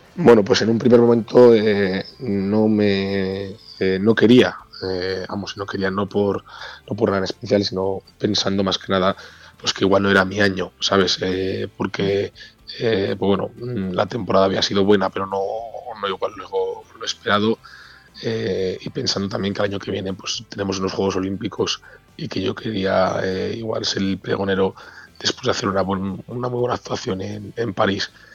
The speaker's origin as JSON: {"language": "Spanish", "region": "Castile and León", "country": "Spain", "tie": "born or raised there", "said": "el pregonero de las fiestas de mi pueblo"}